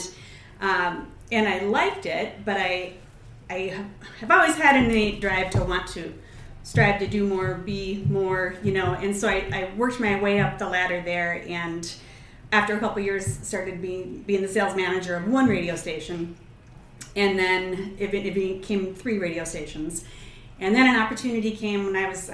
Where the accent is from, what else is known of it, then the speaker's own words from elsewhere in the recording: Minneapolis, Minnesota, United States; moved away as an adult; now in Duluth, United States; I'm originally from the Twin Cities